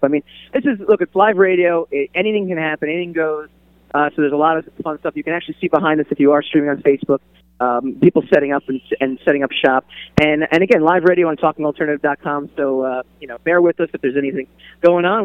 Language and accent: English; New York City, New York, United States; I'm from New York City, where uh, or the New York City area